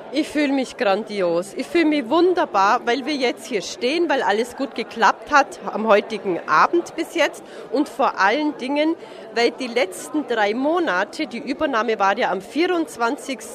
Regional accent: Forggensee, between Forggensee and Hohenschwangau, Bavaria, Germany; now in Marktoberdorf, Germany; Im Prinzip bin ich am Forkensee aufgewachsen zwischen Forkensee und Hohenschwangau

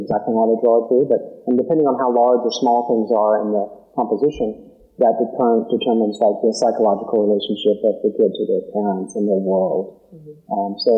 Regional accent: Georgia, United States; And so I grew up in Georgia, you know, and I grew up in the 60s, and it was a very diverse place, a very diverse town with lots of stuff going on.

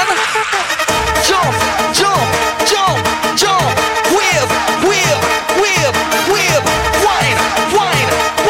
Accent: Trinidad & Tobago; I go by the name … We hail from Trinidad and Tobago.

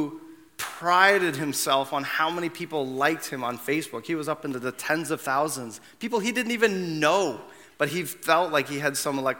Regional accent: Canada; also born or lived in Brampton / Mississauga; if I wasn't born in 1978 in Canada

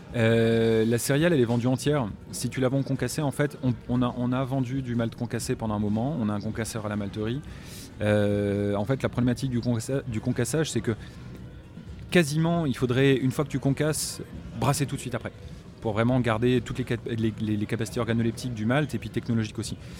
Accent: Normandy, France; j'ai grandi en Normandie

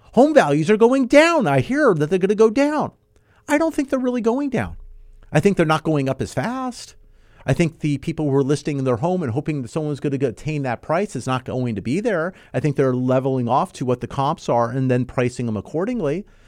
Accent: Southern California, United States; I was born and raised here in Southern California

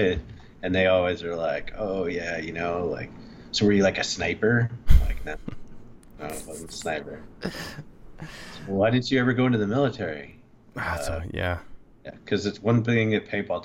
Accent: Huntington Beach, California, United States; also born or lived in Lake Tahoe; I was born and raised in Huntington Beach

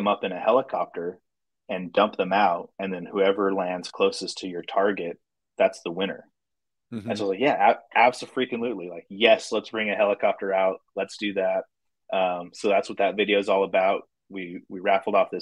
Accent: Utah, United States; I'm from Utah

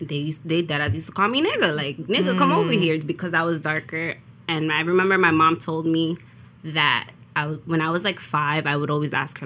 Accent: New York City, New York, United States; I'm from Brooklyn.

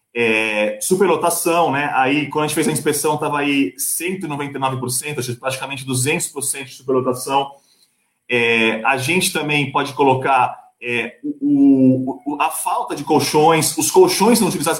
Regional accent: Santos, São Paulo, Brazil; eu sou de Santos

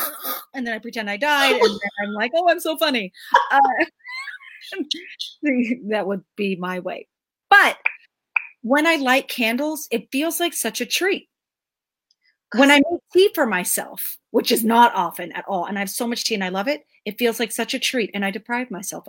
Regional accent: United States; born there; So I was born in the United States.

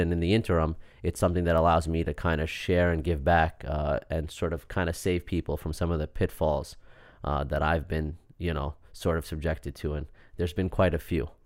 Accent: Syosset, New York, United States; also born or lived in Queens; I actually grew up in Syosset

